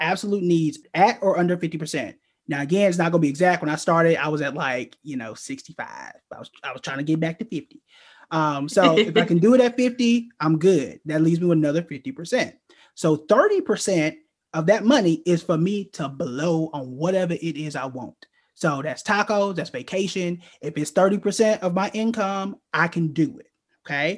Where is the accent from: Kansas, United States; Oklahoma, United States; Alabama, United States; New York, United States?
Oklahoma, United States; moved away as an adult; I'm from Oklahoma